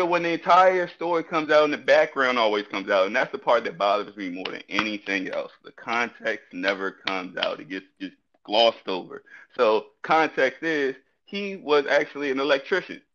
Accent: Petersburg, Virginia, United States; I'm from Petersburg

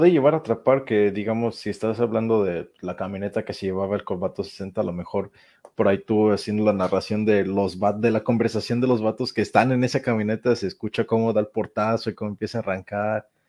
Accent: Mexico; Como buen, universitario mexicano lo

